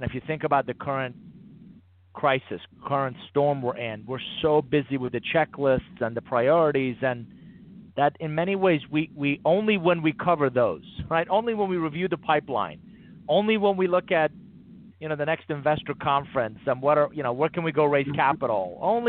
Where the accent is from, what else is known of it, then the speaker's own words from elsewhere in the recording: Atlanta, Georgia, United States; And I grew up in Atlanta